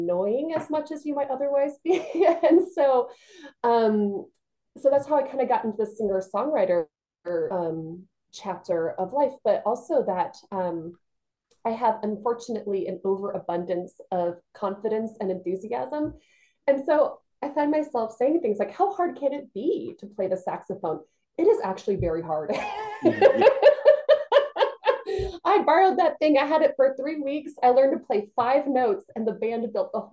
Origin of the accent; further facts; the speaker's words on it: Georgia, United States; moved away as an adult; also born or lived in Illinois / Los Angeles, California; now in New Haven County, Connecticut, United States; I was actually born in Illinois, but I was raised in Georgia for the vast majority of my life. And so I do talk a little bit funny